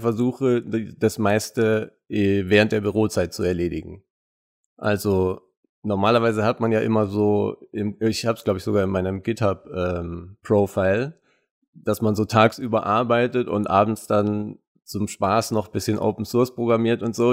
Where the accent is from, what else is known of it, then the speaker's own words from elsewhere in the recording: Munich, Bavaria, Germany; Ich bin ja, wie gesagt, in München geboren und aufgewachsen